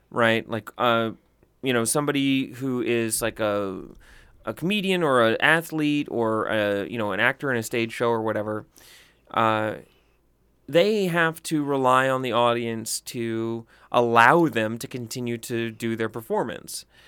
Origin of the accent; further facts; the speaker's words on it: the South, United States; growing up in the South